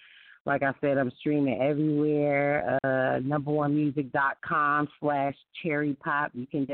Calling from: Myrtle Beach, South Carolina, United States; I am calling in from Myrtle Beach, South Carolina.

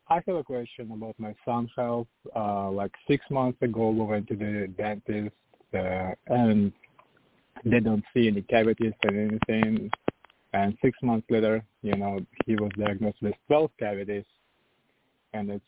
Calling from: Virginia Beach, Virginia, United States; Good evening, everyone. … from Virginia Beach.

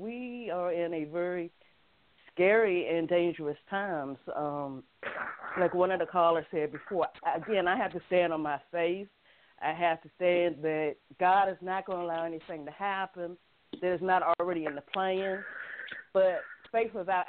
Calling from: North Carolina, United States; I'm actually calling from North Carolina.

